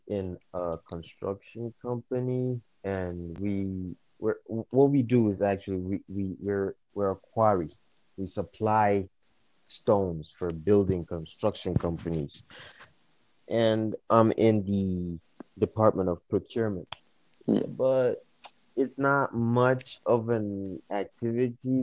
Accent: Nigeria; I'm from West Africa, Nigeria, to be specific

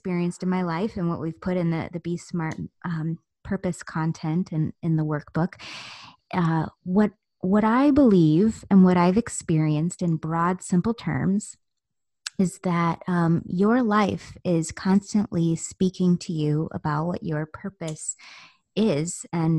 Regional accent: Virginia Beach, Virginia, United States; born there; I was born in Virginia Beach in 1981, and so forth.

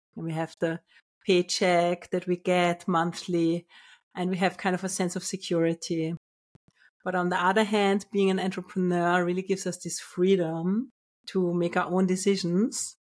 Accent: Vienna, Austria; moved away as an adult; also born or lived in Finland / Australia / United Kingdom / London; now in Portugal; I was born in Austria, in Vienna

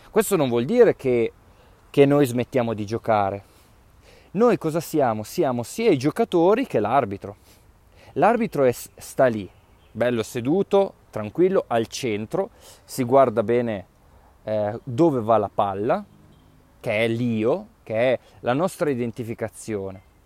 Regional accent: Piedmont, Italy; come diciamo noi dalle mie parti in, in, in Piemonte

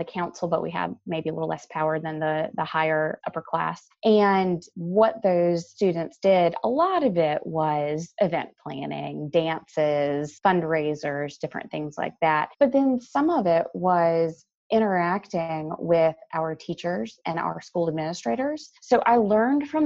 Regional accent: East Coast of North Carolina, United States; I grew up on the East Coast of North Carolina

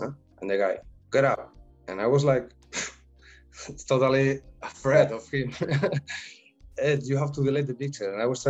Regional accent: Spain; English is a second language; No, I come from Spain when the people is mostly shy, even though there's the rest of the world said, no, they're Spanish, flamenco, paella, oh, fiesta.

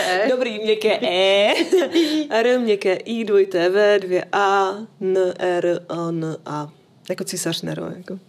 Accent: Bohemia, Czechia; u nás v Čechách

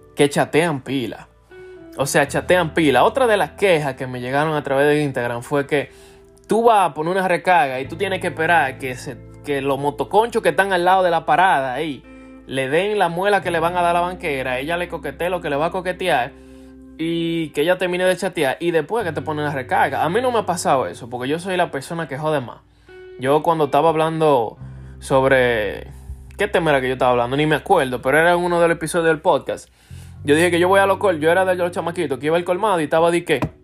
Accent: Dominican Republic; los dominicanos somos así, los dominicanos somos heavy

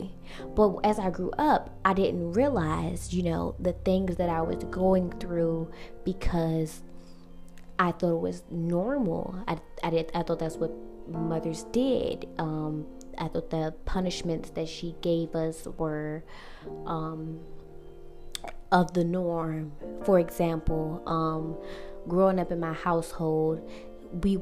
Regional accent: Washington, District of Columbia, United States; I'm from Washington, D.C.

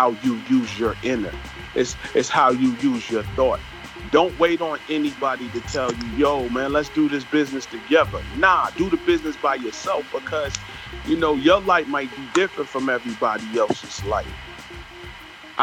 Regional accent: New York City, New York, United States; I'm a kid from Flatbush, Brooklyn

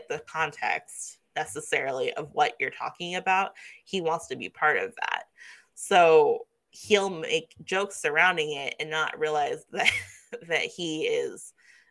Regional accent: Kansas City, United States; moved away; also born or lived in New Mexico; I was growing up in Kansas City

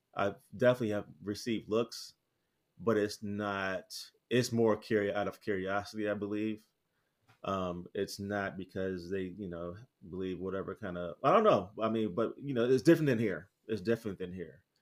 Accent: United States; moved away as an adult; now in Merida, Mexico; I proudly say I'm from the States

